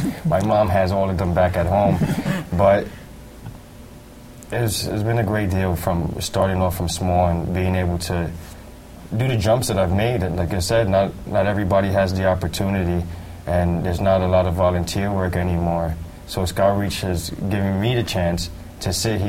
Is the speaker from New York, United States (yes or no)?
yes; New York City, New York, United States; I'm from Tremont in the Grand Concourse.